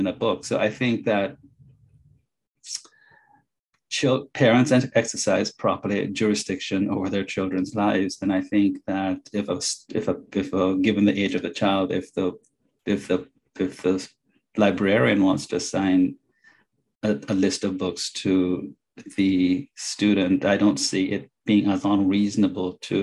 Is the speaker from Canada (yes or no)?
no; Jamaica; now in Illinois, United States; I went to school and I grew up in Jamaica, went to a very strict private Catholic school